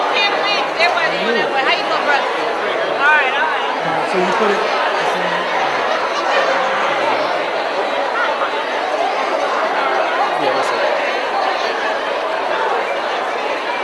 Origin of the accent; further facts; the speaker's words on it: Greenville, South Carolina, United States; moved away as an adult; now in Atlanta, United States; I'm originally from Greenville, South Carolina. I currently live in Atlanta, Georgia. I've been in Atlanta, Georgia for 13 years